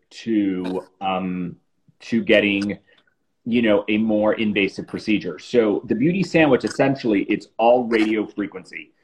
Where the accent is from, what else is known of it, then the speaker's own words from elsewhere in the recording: Miami, Florida, United States; moved away as an adult; also born or lived in New York; I moved back to South Florida, which is where I'm from. I'm from Miami